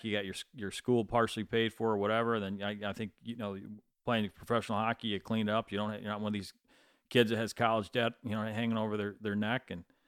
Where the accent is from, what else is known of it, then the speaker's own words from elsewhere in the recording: Michigan, United States; moved away; I grew up in Michigan